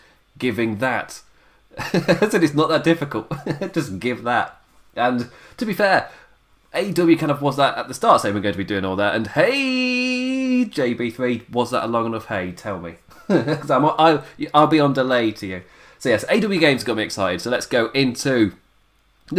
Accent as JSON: {"language": "English", "region": "England", "country": "United Kingdom", "said": "I'm English"}